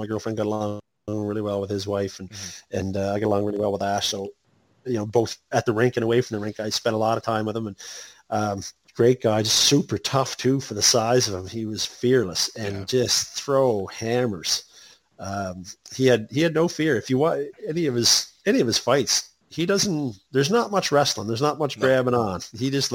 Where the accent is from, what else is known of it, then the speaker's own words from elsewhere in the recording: O'Leary, Prince Edward Island, Canada; my hometown of O'Leary